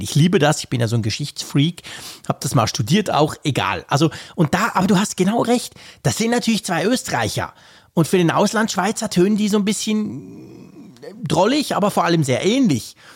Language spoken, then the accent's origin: German; Switzerland; ich als Schweizer